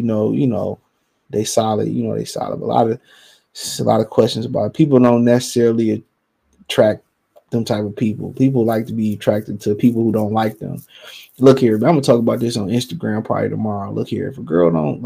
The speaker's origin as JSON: {"language": "English", "town": "Cleveland", "region": "Ohio", "country": "United States", "said": "I'm from Cleveland"}